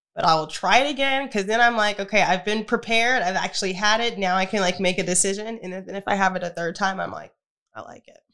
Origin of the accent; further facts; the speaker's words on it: United States; as an American